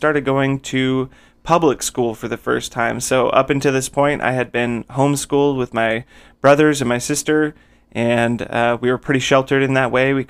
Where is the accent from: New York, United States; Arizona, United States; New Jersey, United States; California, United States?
Arizona, United States; Phoenix; I was born in Phoenix, Arizona, and I still live in Arizona now